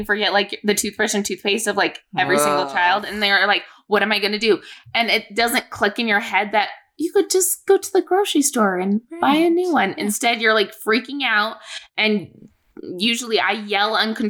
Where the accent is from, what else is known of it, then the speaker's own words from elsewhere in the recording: Boise, Idaho, United States; well, I'm from Boise area.